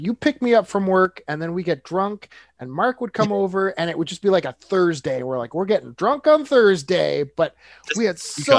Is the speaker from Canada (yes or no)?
yes; Nova Scotia, Canada; Anyways, I was like, Nova Scotia.